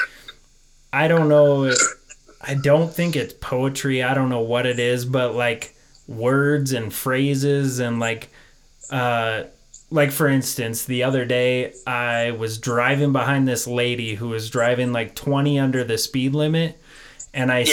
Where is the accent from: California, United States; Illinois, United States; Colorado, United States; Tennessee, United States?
Colorado, United States; Denver; I live just south of Denver